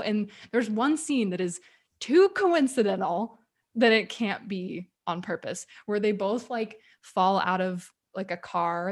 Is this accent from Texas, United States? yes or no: yes; Texas, United States; I'm from Texas